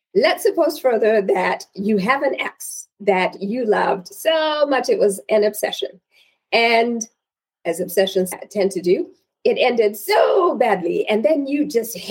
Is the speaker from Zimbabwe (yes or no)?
yes; Zimbabwe; So I am originally from Zimbabwe, and in my culture, sons are the ultimate pride of fathers.